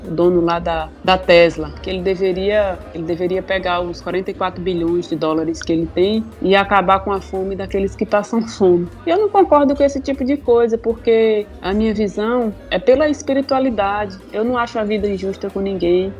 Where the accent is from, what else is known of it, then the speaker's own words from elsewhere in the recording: Paraíba, Brazil; now in Bahia, Brazil; sou paraibana e vivo na Bahia